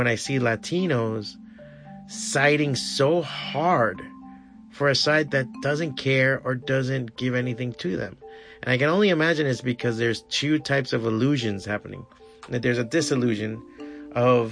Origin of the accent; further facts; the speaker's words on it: Florida, United States; I'm an American because I was born here